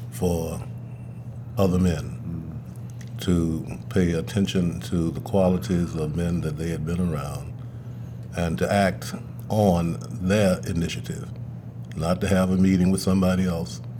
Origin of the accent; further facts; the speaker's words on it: the South, United States; I grew up in the South